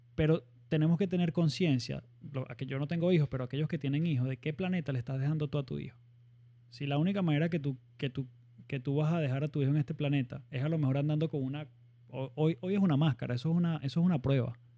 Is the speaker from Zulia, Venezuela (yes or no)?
no; Barquisimeto, Lara, Venezuela; no soy de costa, soy de Barquisimeto